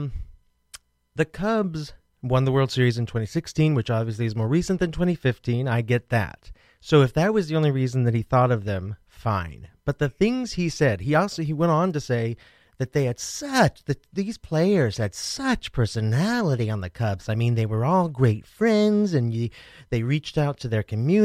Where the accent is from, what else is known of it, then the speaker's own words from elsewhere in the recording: Midwest, United States; moved away as an adult; also born or lived in Brooklyn, New York City; now in New York City, United States; as a Midwesterner